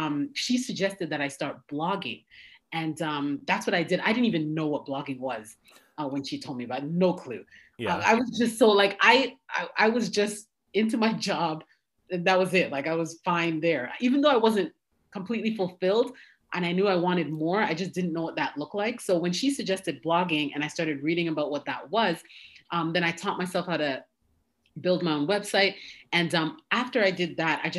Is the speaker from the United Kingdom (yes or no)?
no; Toronto, Ontario, Canada; moved away as an adult; now in United States; I'm originally from Canada, born and raised in Toronto.